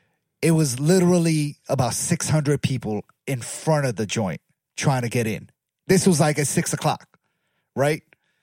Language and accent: English; Baltimore, Maryland, United States; I'm from Baltimore